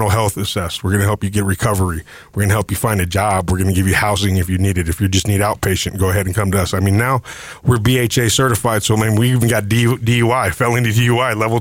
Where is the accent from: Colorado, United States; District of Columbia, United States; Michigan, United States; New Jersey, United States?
Colorado, United States; Denver; I am a Denver native